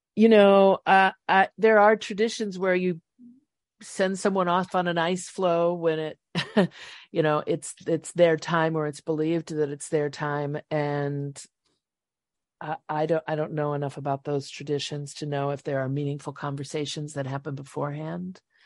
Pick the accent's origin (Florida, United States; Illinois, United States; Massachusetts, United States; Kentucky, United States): Illinois, United States; Chicago market; I grew up in the Chicago market, but basically Mayberry, a little farm town